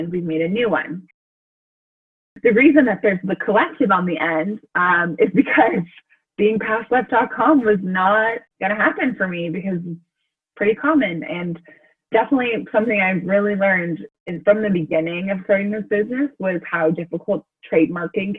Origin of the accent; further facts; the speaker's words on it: Colorado, United States; I'm from Colorado